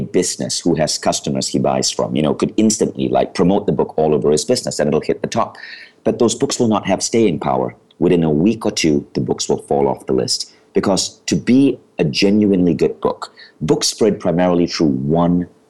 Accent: Malaysia; moved away as an adult; also born or lived in New York, United States; I had been born in Malaysia

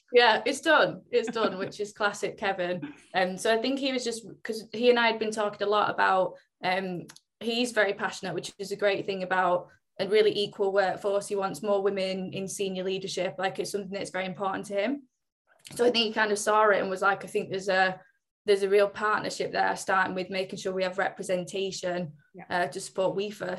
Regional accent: Oldham, North West England, United Kingdom; where I'm from originally is actually where I am now. So I'm from just outside Manchester. Um, I'm actually from Oldham, but prefer to say Manchester.

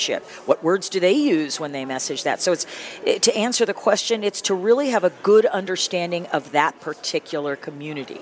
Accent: San Diego, California, United States; the church that I grew up with in the San Diego region or county

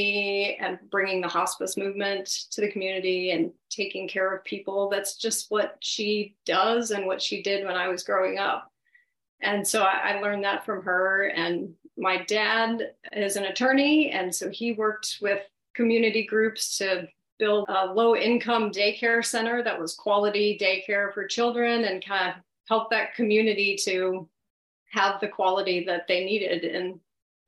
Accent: Blacksburg, Virginia, United States; growing up in Blacksburg

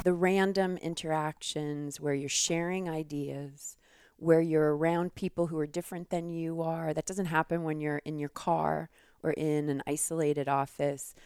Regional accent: New York, United States; moved away as an adult; also born or lived in Philadelphia; now in Tucson, United States; I grew up in New York

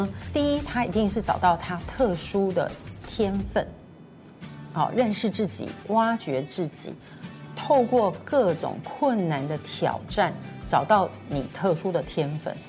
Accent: Tainan, Taiwan; moved away; 因为我在台南长大。

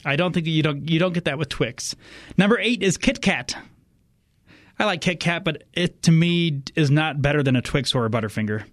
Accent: Indiana, United States; I'm from Indiana

